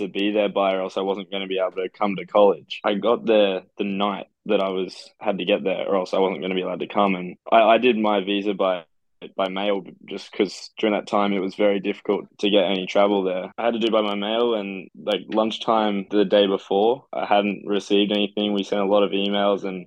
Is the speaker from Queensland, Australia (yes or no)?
yes; Queensland, Australia; moved away as an adult; now in South Carolina, United States; growing up in Australia